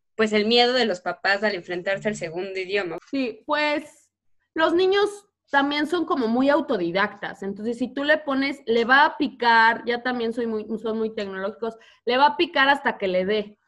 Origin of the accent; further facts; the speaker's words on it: Mexico; accent: Mexican; moved away as an adult; now in United States; no hablan como yo, que me crié en México.